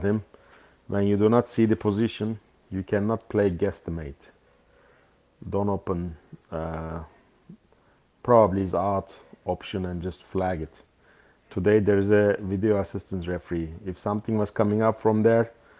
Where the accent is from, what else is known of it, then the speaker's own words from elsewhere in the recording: İzmir, Turkey; İzmir, my hometown